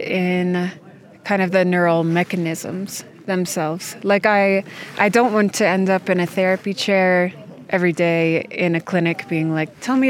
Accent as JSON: {"language": "English", "country": "United States", "tie": "born there", "also_born_or_lived": "Denmark", "said": "I was born in the United States."}